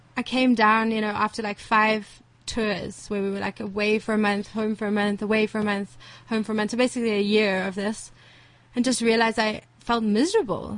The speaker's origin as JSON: {"language": "English", "town": "Johannesburg", "region": "Gauteng", "country": "South Africa", "tie": "born or raised there", "said": "I grew up in, in Rivonia, uh, in ah. Sunning Hill, around the corner here."}